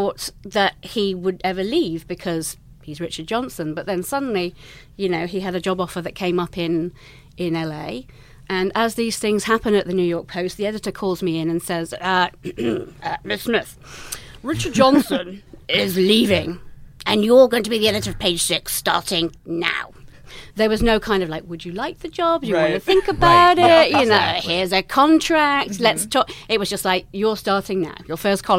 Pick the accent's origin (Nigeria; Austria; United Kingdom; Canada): United Kingdom; England; accent: English; moved away as an adult; also born or lived in London; now in United States; as you can tell from my accent, I'm English